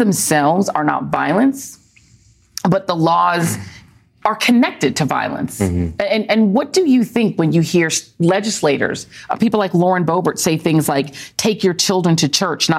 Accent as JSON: {"language": "English", "town": "Denver", "region": "Colorado", "country": "United States", "tie": "born or raised there", "said": "I grew up in Denver."}